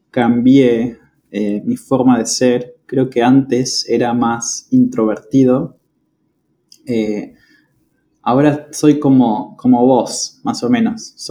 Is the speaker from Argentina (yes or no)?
yes; Patagonia, Argentina; now in Córdoba, Argentina; Exacto, sí. Estoy en, Córdoba eh, viviendo hace ya varios años, muchos años.